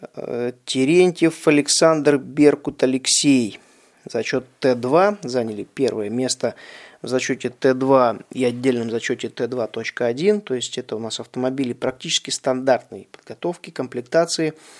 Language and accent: Russian; Russia; Я, соответственно, из России и выступаю под российской лицензией